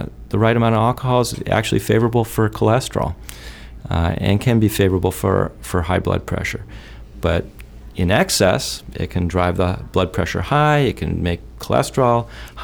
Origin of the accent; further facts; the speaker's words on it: Maine, United States; growing up in Maine